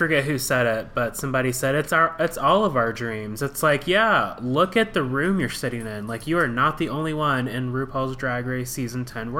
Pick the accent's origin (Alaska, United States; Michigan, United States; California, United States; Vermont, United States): Alaska, United States; I grew up in Alaska.